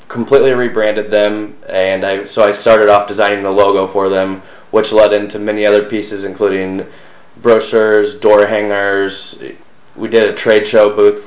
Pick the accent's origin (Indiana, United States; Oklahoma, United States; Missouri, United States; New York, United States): Indiana, United States; Fort Wayne; also born or lived in Bloomington, Indiana; now in Indianapolis, United States; I grew up in Fort Wayne, Indiana